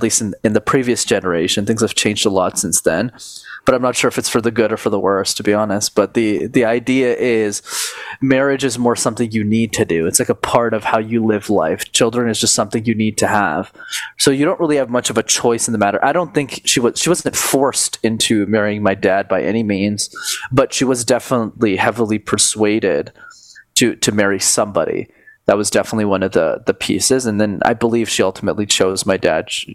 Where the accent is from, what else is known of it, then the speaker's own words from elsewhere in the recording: Canada; I was born in Canada a few years after their wedding.